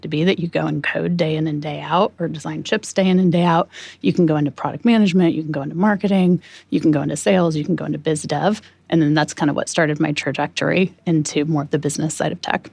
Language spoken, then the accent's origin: English; Manitou, Illinois, United States; moved away; my hometown festival is also called the Popcorn Festival.